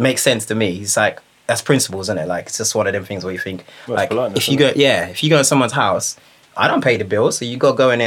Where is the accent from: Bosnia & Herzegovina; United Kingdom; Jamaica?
Jamaica; I grew up in Jamaica.